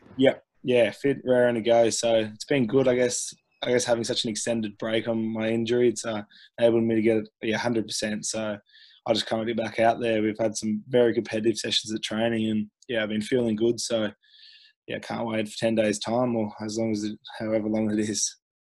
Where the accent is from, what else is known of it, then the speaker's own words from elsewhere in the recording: Queensland, Australia; growing up in Queensland